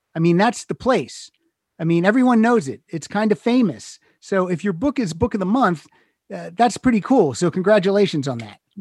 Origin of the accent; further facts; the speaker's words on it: Pennsylvania, United States; moved away as an adult; also born or lived in Chicago; now in Los Angeles, United States; I'm originally from Pennsylvania, lived in Chicago 6 years and then I moved out here.